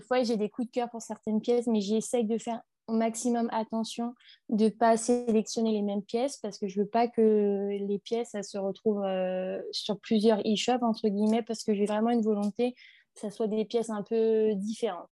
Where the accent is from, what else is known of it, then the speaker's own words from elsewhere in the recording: northern France, France; je viens du nord de la France